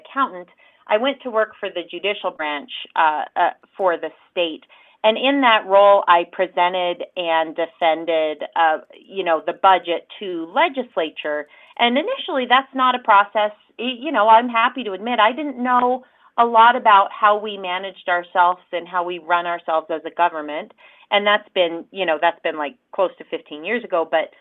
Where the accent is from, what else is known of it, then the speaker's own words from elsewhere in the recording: Riverton, Wyoming, United States; moved away as an adult; also born or lived in Casper, Wyoming; now in Cheyenne, United States; that's where I went to middle school, high school, proud Wolverine